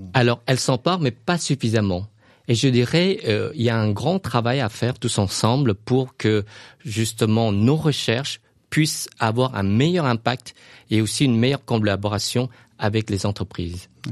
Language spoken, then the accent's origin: French; Luang Prabang, Luang Prabang Province, Laos; now in France; ma ville natale, le Luang Prabang